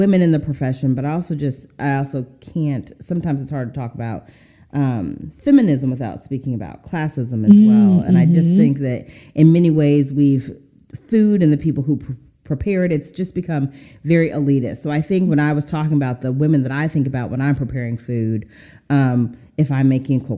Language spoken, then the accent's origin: English; Seattle, Washington, United States; moved away; also born or lived in the South; my hometown, Seattle